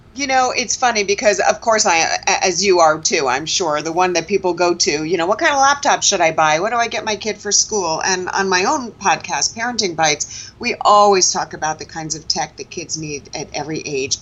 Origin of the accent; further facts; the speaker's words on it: New York City, New York, United States; born and raised in Manhattan